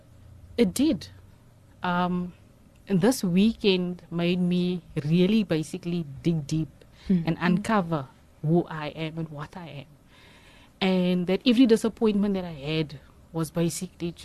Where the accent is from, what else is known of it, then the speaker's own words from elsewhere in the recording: Johannesburg, Gauteng, South Africa; moved away as an adult; now in Cape Town, South Africa; I grew up in Johannesburg. I'm an only child. My mother raised me alone. So I grew up in Johannesburg